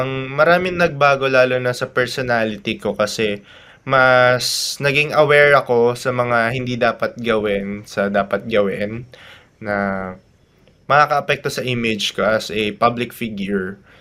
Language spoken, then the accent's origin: Tagalog; Tarlac, Central Luzon, Philippines; representing my hometown province Tarlac